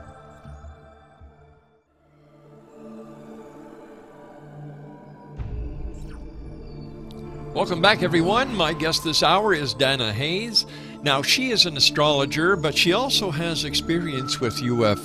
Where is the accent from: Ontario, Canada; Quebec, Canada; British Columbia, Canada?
Quebec, Canada; Montreal; Growing up in Montreal, I used to read the Montreal Star and the Montreal Gazette